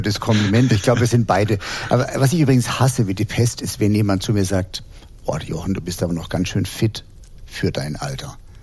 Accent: Heidelberg, Baden-Württemberg, Germany; Ich bin in Heidelberg groß geworden

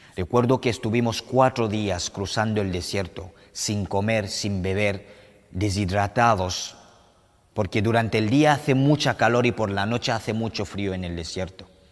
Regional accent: Cameroon; moved away as an adult; also born or lived in Morocco; now in Spain; Yo soy de Camerún, un país situado en el corazón del continente africano.

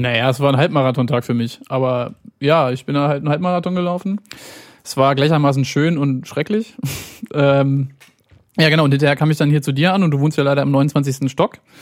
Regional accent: Hanover, Lower Saxony, Germany; Aber ich bin in Hannover geboren, lebe im Grunde mein ganzes Leben hier schon.

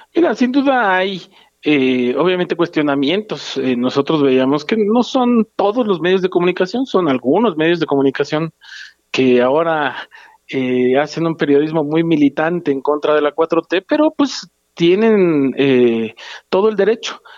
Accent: Guerrero, Mexico; yo soy de guerrero, viajo constantemente a Acapulco

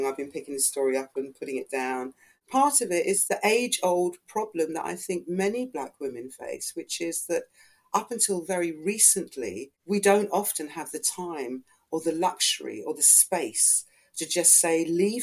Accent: Ghana; now in United Kingdom; I'm not of Caribbean origin, I'm Ghanaian

